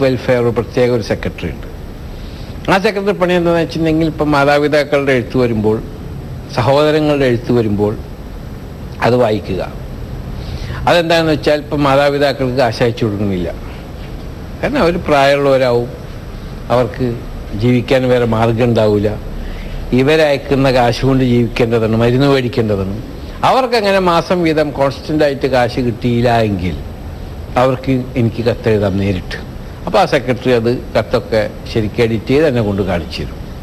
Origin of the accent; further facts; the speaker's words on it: Nattika, Kerala, India; now in Abu Dhabi, United Arab Emirates; ഞാൻ ജനിച്ചു വളർന്ന എൻ്റെ നാട്ടികയിലെ